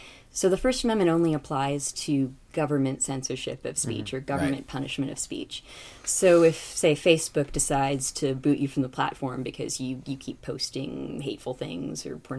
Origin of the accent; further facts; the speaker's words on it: California, United States; moved away as an adult; also born or lived in New York; now in Washington, D.C., United States; I'm from California